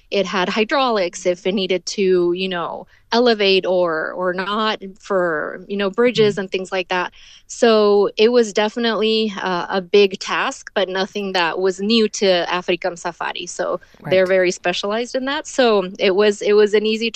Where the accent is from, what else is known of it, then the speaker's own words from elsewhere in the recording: Ciudad Juárez, Chihuahua, Mexico; moved away as an adult; now in Texas, United States; I grew up in Juarez till my late 20s. So most of my life has been spent in Juarez